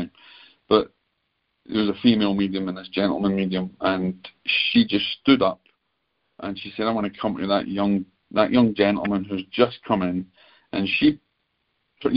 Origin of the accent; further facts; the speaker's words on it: Scotland, United Kingdom; being the Scotsman